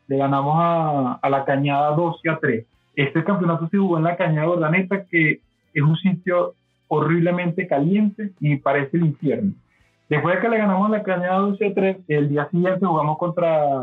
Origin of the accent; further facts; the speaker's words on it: Barquisimeto, Lara, Venezuela; yo nací aquí en Barquisimeto, donde vivo, estaba Lara, Venezuela, y bueno, me crié aquí mismo